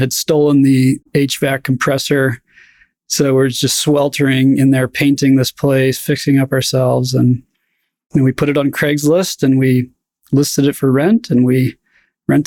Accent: Idaho, United States; moved away as an adult; also born or lived in New York; I grew up in the West and realized I was not an East Coast guy

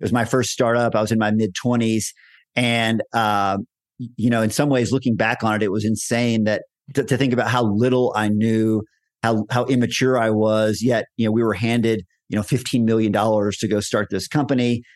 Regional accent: Texas, United States; moved away as an adult; now in Colorado, United States; I was born and raised in Texas, had most of my career in Texas.

